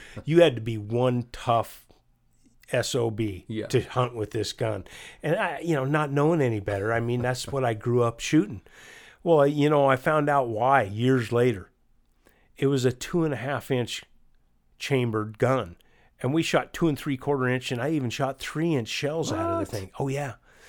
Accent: Chelan, Washington, United States; I grew up here in North Central Washington out of Chelan, and that was the same thing that I grew up doing.

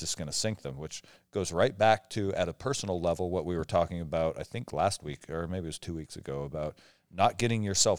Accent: Omak, Washington, United States; I grew up in Omak, Washington, right? It was a town of 5,000 people.

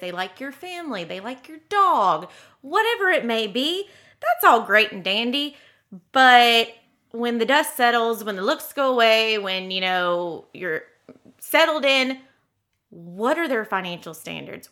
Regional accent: the South, United States; as a Southerner

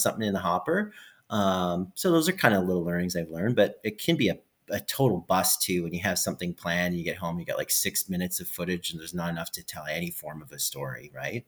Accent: Edmonton, Alberta, Canada; I'm from Edmonton, Alberta, Canada

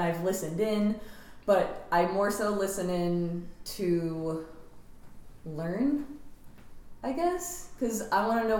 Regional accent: New Jersey, United States; growing up in New Jersey

